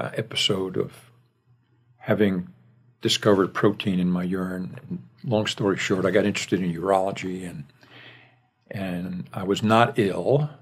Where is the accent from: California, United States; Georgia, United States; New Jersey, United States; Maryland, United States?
New Jersey, United States; Union Township; moved away as an adult; also born or lived in Virginia / New York City; I was born and raised in New Jersey. Since I've been in the South most of my professional career